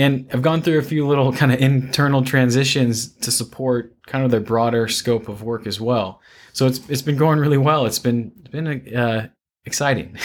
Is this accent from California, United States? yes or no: yes; Santa Cruz, California, United States; moved away as an adult; also born or lived in San Luis Obispo, California; now in Houston, United States; I'm an environmental engineer from Northern California, a beach town called Santa Cruz